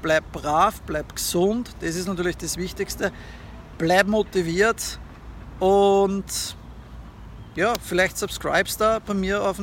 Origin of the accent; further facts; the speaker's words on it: Austria; moved away; Es ist mein Heimatland und ich habe meine Familie dort, ja, meine Eltern und so.